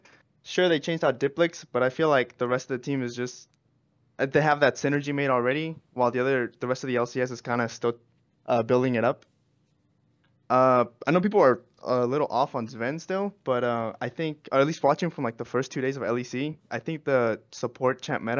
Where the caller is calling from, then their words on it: San Antonio, Texas, United States; I'm calling from San Antonio, Texas.